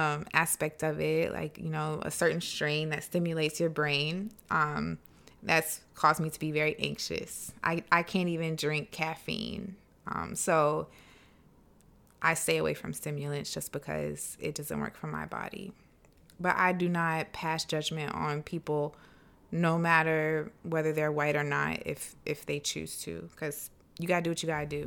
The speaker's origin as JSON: {"language": "English", "region": "South Carolina", "country": "United States", "tie": "born or raised there", "said": "I grew up in the South, in South Carolina, in like a very kind of Christian household"}